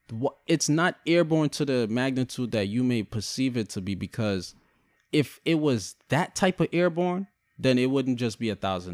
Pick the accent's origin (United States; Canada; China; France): China; Shanghai; They're still Chinese, but I'm Chinese. But I'm from Shanghai.